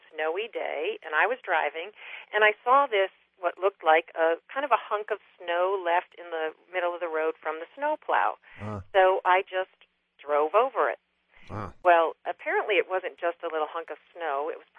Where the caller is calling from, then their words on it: Indian Head, Maryland, United States; Indian Head, Maryland.